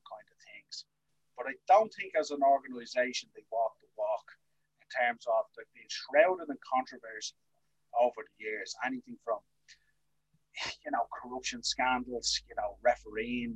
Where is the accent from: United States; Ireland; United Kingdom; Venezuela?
Ireland; us being two Irish lads